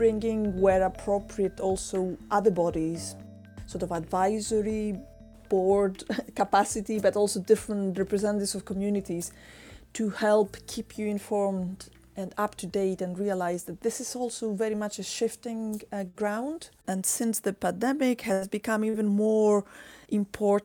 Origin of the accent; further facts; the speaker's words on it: Greece; moved away; I come originally from Greece